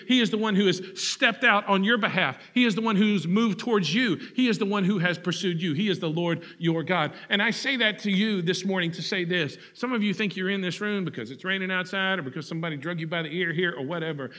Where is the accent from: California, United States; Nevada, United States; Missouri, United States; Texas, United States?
Texas, United States; Huntsville; I grew up in Huntsville, and so Sam Houston is a big part